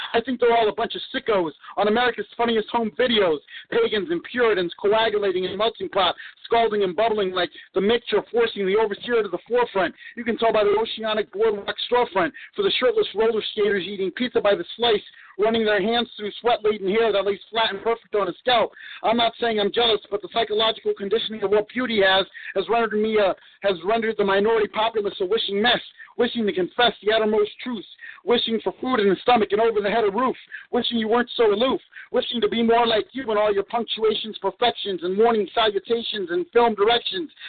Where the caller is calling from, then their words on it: Houston, Texas, United States; I'm calling from Houston, Texas